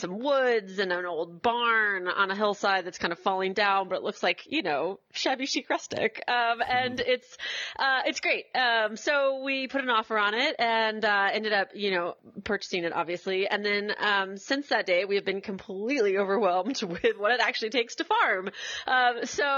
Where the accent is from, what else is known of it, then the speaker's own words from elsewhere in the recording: Washington, District of Columbia, United States; moved away as an adult; also born or lived in rural Tennessee; now in Tennessee, United States; I grew up in Washington, D.C., so, you know, I'm kind of a city kid through and through